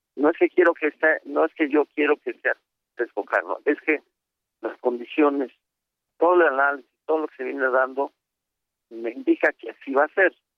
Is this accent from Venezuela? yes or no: no; State of Mexico, Mexico; yo estoy en el Estado de México, yo nací